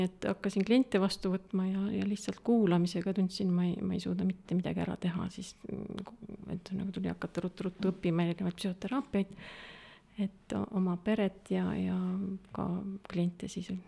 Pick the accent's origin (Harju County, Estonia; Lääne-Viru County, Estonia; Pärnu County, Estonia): Harju County, Estonia; Tallinn; Tallinnast pärit ja äh,, ja ega kaugemale pole väga jõudnudki